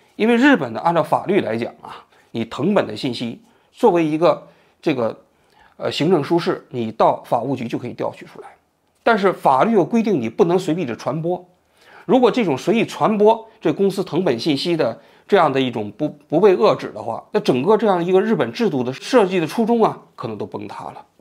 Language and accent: Chinese; China; now in Tokyo, Japan; 我们中国人